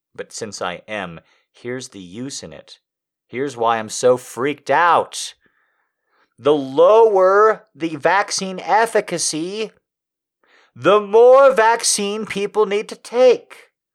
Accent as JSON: {"language": "English", "country": "United States", "said": "being an American"}